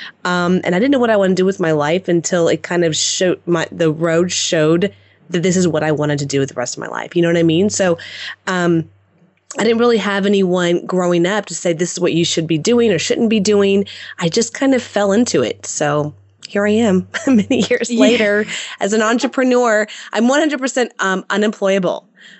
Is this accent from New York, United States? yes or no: no; Houston, Texas, United States; born and raised in Houston, Texas